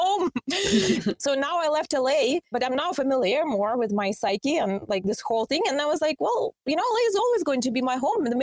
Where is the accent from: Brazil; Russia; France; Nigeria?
Russia; Saint Petersburg; English is a second language; moved away as an adult; also born or lived in North Carolina / California / Washington, D.C. / Los Angeles; now in Miami, United States; I don't think I can acquire my home outside of St. Petersburg